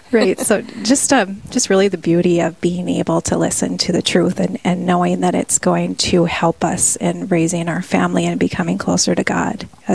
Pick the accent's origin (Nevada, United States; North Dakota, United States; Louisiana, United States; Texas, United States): North Dakota, United States; South Central; I'm from South Central North Dakota. Oh, okay. Raised on a grain and dairy farm.